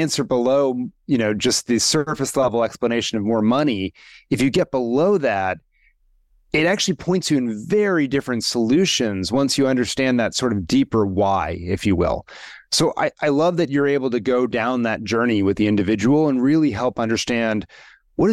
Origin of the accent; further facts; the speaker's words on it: Washington, District of Columbia, United States; I grew up in Washington, D.C.